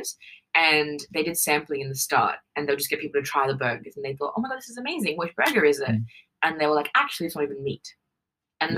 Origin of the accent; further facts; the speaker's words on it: Australia; I think being Australian